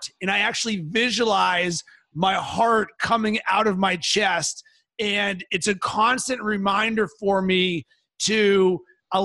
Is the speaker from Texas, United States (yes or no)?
no; Pittsburgh, Pennsylvania, United States; when I was growing up in Pittsburgh, Pennsylvania